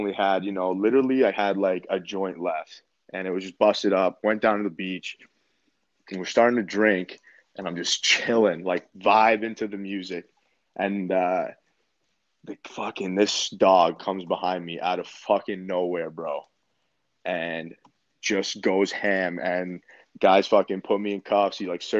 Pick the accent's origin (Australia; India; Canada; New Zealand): Canada; all my friends back home in Canada